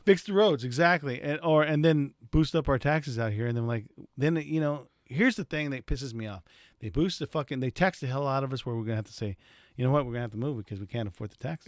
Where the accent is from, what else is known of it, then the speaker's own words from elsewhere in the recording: United States; I'm from in the United States